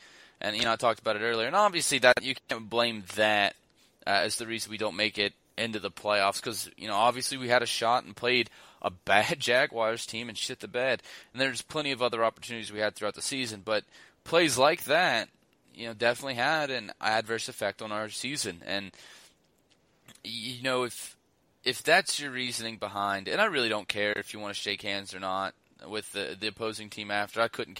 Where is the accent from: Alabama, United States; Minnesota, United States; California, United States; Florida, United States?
Alabama, United States; I'm from Alabama.